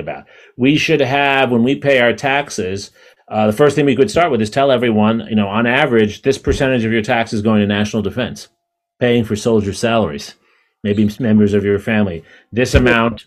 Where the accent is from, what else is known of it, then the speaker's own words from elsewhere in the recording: New York City, New York, United States; 40 years ago, when I was growing up in New York City